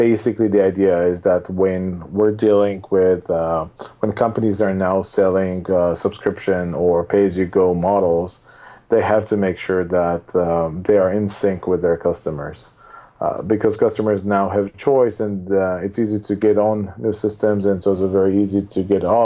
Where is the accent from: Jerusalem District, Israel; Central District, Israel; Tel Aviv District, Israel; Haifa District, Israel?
Tel Aviv District, Israel; Tel Aviv; moved away as an adult; now in San Francisco Bay Area, United States; I'm originally from Israel. I've spent most of my days in Tel Aviv